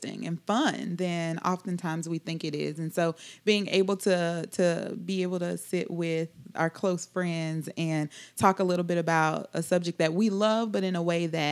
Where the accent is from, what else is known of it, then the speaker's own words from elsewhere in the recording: Louisiana, United States; moved away as an adult; now in Columbia, United States; I am not from Alabama. I'm actually from Louisiana. Live in Columbia.